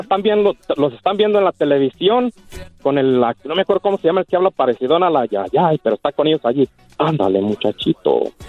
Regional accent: Casas Viejas, Michoacán, Mexico

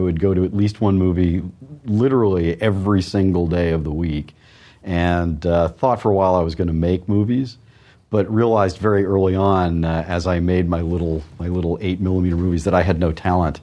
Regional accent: New York, United States; also born or lived in Chicago / Wisconsin; now in Austin, United States; I grew up on the East Coast

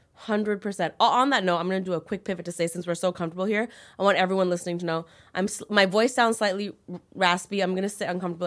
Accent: Toronto, Ontario, Canada; I grew up in Toronto

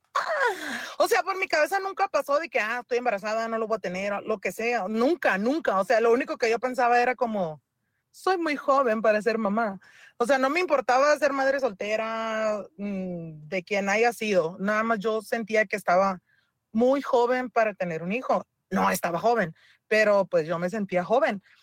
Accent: Mexicali, Baja California, Mexico; yo soy de Mexicali

